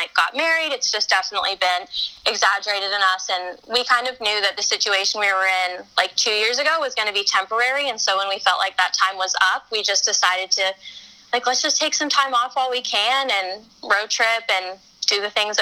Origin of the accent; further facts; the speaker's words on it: Colorado, United States; I'm from Colorado